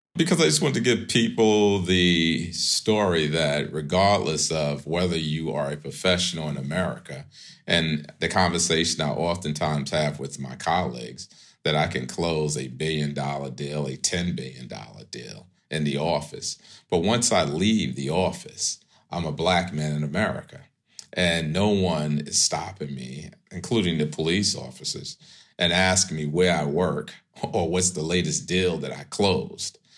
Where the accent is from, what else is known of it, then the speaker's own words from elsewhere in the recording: New York City, New York, United States; moved away as an adult; also born or lived in Manhattan, New York / Seattle; I grew up in pre-gentrified Crown Heights, uh, that's Brooklyn, New York.